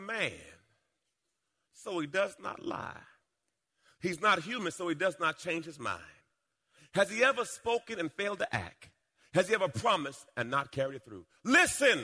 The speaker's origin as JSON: {"language": "English", "country": "Jamaica", "tie": "born or raised there", "said": "When I was a little boy, I was born in Jamaica. And we were in a rough part of the town"}